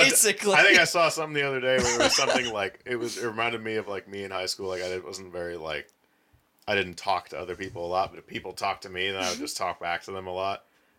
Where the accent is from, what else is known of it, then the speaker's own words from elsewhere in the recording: Lafayette, Indiana, United States; I've lived in this town my whole life